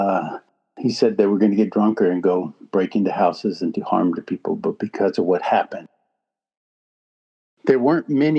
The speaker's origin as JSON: {"language": "English", "country": "United States", "said": "we're just from America"}